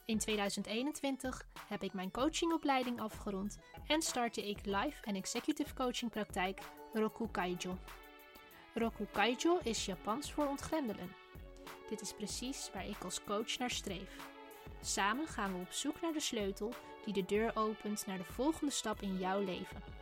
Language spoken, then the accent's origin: Dutch; Netherlands; born there; Ik ben in 1987 geboren in Nederland.